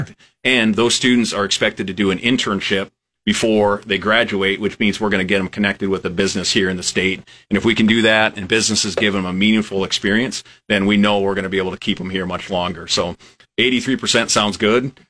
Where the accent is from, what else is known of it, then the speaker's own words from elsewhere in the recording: western South Dakota, United States; moved away as an adult; also born or lived in Lincoln, Nebraska / Iowa; now in Nebraska, United States; I'm originally from a small town in, in western South Dakota